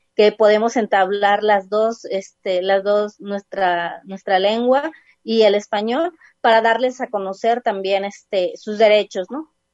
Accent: Huejutla, Hidalgo, Mexico; moved away as an adult; now in Guadalajara, Mexico; la comunidad de, mm, de donde soy, de Huejutla

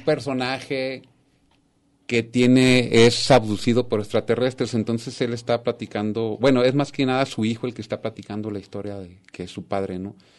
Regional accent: Sinaloa, Mexico; also born or lived in Tijuana; de Sinaloa, que es mi tierra, que amo

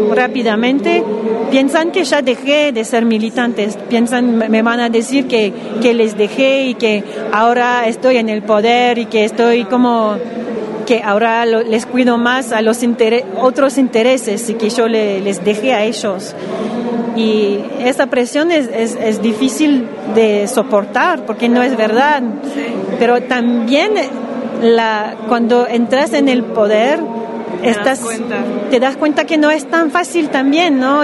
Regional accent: Montreal, Quebec, Canada; Spanish is a second language; soy de Montreal, Canadá

